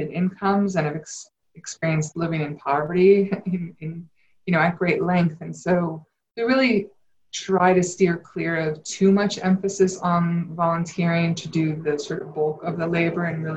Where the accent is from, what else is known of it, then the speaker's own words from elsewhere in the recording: Connecticut, United States; I grew up in Connecticut, in a pretty wealthy part of Connecticut